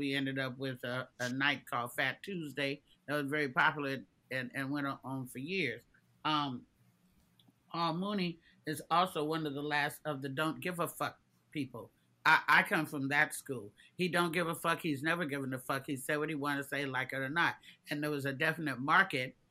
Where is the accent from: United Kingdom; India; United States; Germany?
United States; Oakland, California; We're both from Oakland